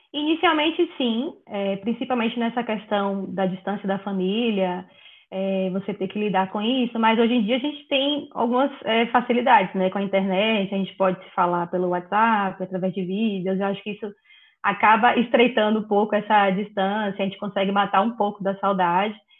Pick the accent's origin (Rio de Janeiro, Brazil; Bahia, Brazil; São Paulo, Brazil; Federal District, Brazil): Bahia, Brazil; moved away as an adult; now in Netherlands; venho da Bahia, né, acostumada com sol